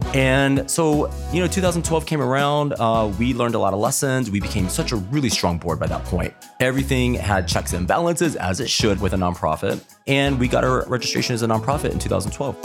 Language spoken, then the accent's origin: English; Texas, United States; also born or lived in Dallas, Texas; now in Columbus, United States; I am from Texas originally, grew up in a really small out of five hundred people.